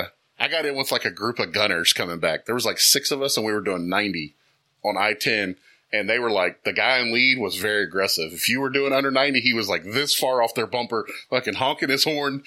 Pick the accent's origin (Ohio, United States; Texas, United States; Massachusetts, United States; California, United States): Texas, United States; I hate to say this as a red and blue Texan.